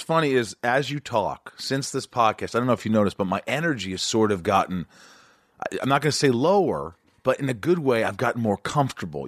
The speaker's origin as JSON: {"language": "English", "town": "Evansville", "region": "Indiana", "country": "United States", "tie": "born or raised there", "also_born_or_lived": "New York", "moved": "yes", "said": "I was born in New York, I grew up in Southern Indiana"}